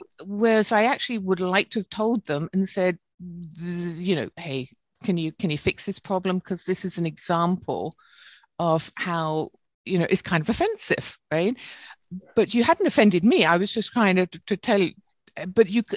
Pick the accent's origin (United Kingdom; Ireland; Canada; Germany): United Kingdom; accent: British; moved away; my British accent